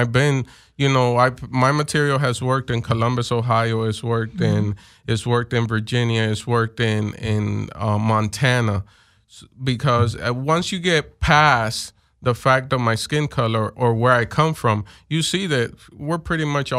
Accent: Puerto Rico; I was born in Puerto Rico

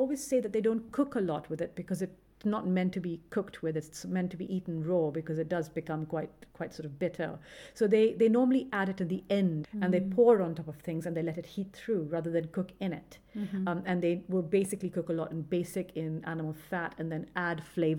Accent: Karachi, Sindh, Pakistan; Like where I grew up, Karachi, and that whole Sindh is very desert.

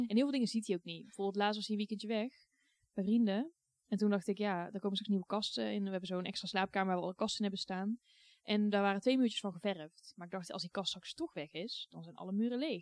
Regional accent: Goirle, North Brabant, Netherlands; Ik vond het heel fijn om op te groeien in een dorp. Want ik heb echt een fijne tijd gehad in Goorlen. is een klein dorpje bij Tilburg

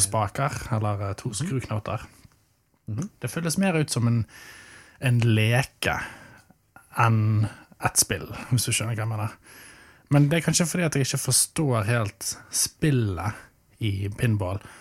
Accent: Arna, Vestland, Norway; Jeg vokste opp i Arna

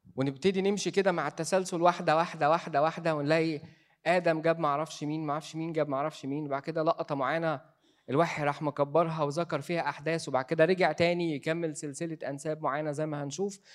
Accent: Egypt; إحنا كمصريين

